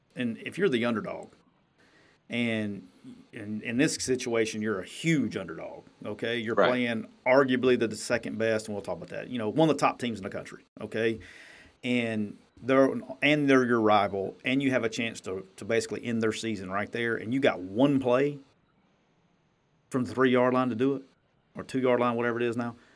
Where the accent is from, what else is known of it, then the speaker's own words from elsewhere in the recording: Jacksonville, Alabama, United States; moved away; that's my hometown, that's where I'm from